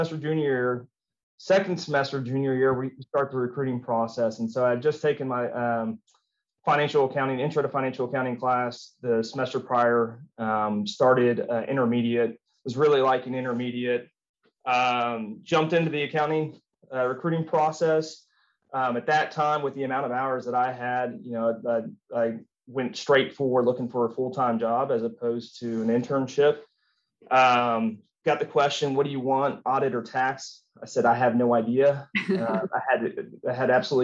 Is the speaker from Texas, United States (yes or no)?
yes; Boerne, Texas, United States; also born or lived in San Antonio, Texas / Lubbock, Texas / Austin, Texas; moved to the big city of Burning when I was 5 years old, and started kindergarten there and went all the way through high school